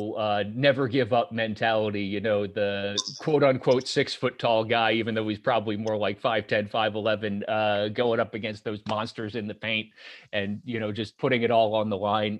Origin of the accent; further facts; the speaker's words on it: Lancaster, Pennsylvania, United States; I grew up in Lancaster, which is, you know, an hour and a half west of Philly